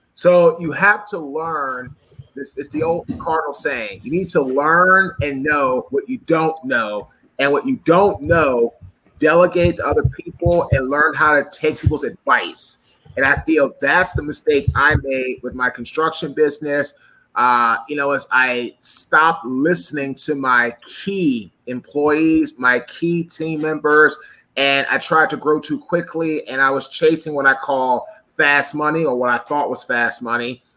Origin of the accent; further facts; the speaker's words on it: Washington, District of Columbia, United States; I'm from DC originally.